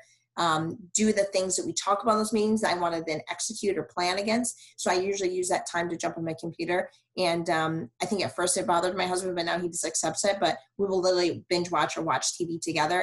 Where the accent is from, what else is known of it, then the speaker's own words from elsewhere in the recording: Michigan, United States; also born or lived in Cleveland, Ohio; now in Houston, United States; I'm from Michigan